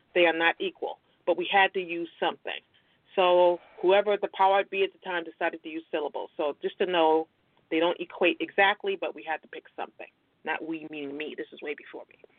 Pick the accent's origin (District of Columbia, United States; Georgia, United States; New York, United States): New York, United States; Brooklyn; now in Virginia, United States; I'm originally from Brooklyn, New York. Brooklyn's in the house.